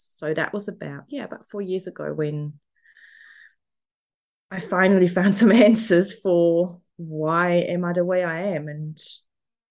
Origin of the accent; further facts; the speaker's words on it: Switzerland; accent: German; English is a second language; moved away as an adult; now in Melbourne, Australia; I'm currently in Melbourne, Australia. So I'm down under, but I'm originally from Switzerland. So there might be a little bit of a German accent in there